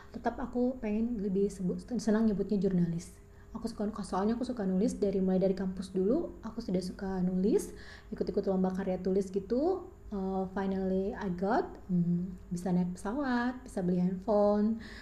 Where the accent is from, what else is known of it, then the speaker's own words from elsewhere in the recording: Bengkulu, Indonesia; aku tinggal di Bengkulu lahir dan besar di Bengkulu kuliah di Bengkulu dan bekerja di Bengkulu, menikah dan berpisah pun di Bengkulu.